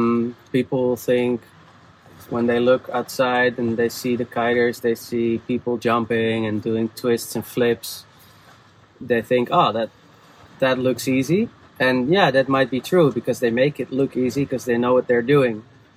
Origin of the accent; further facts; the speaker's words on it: Amsterdam, North Holland, Netherlands; Amsterdam, Netherlands.